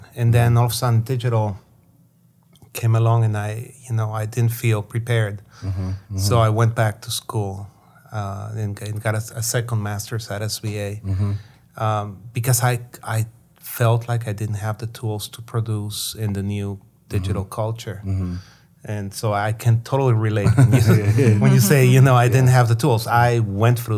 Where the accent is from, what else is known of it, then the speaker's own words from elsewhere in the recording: Guatemala; moved away; growing up in Guatemala, people were very cynical and sarcastic about anything that had to do with communism